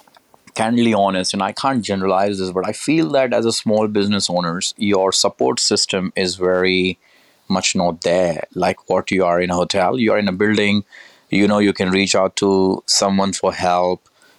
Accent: Gujarat, India; also born or lived in Delhi / Kanpur; I'm originally from Kanpur, the central part of India, because that's where my roots are from. I was born in Delhi, spent very little time, but I grew up in Gujarat.

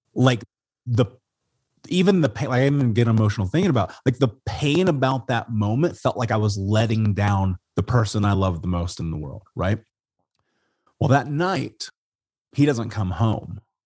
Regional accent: Indianapolis, Indiana, United States; moved away as an adult; now in Portland, United States; I grew up in Indianapolis

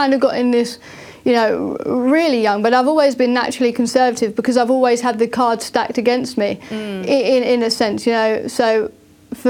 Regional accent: Thurrock, East of England, United Kingdom; I come from a working class community in a town called Thurrock in Essex in the UK, which you can probably tell by my accent

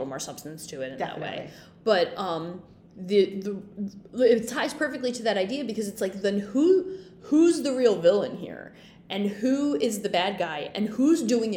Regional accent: New Jersey, United States; I'm from New Jersey

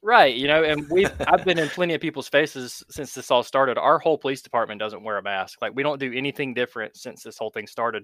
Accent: North Carolina, United States; I've grew up in North Carolina and pretty much have not left the East Coast ever.

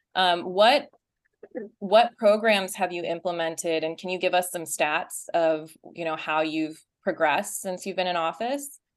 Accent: Utah, United States; also born or lived in Texas; I was born in Texas. Uh, I grew up in Utah, and my parents are from Chennai

